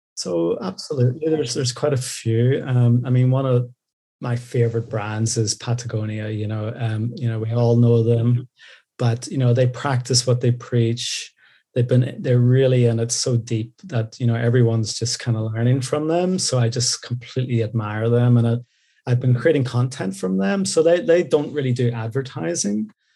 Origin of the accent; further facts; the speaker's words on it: Belfast, Northern Ireland, United Kingdom; moved away as an adult; now in Tokyo, Japan; I'm from Belfast originally, Northern Ireland.